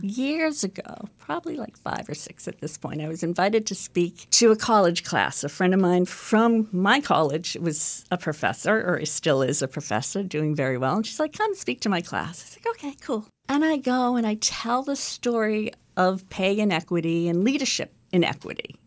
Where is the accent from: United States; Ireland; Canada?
United States; Chelsea, Massachusetts; I grew up in Chelsea, Mass, so I'm a city girl